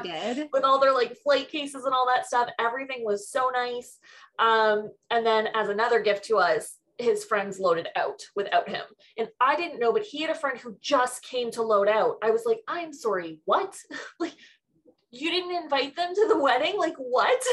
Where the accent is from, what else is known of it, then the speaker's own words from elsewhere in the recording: Mississauga, Ontario, Canada; I grew up in Mississauga which is one of the most multicultural places in Ontario